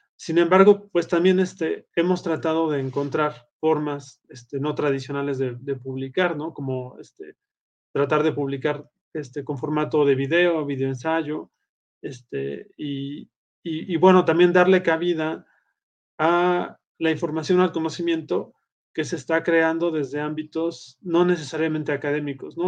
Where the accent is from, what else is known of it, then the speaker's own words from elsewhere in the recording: Puebla, Mexico; moved away as an adult; now in Aguascalientes, Mexico; vivo en Aguascalientes, México, este, aunque soy originario de Puebla